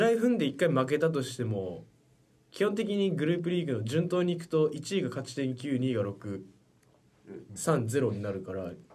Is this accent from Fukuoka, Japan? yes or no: yes; Fukuoka, Japan; 福岡県福岡出身です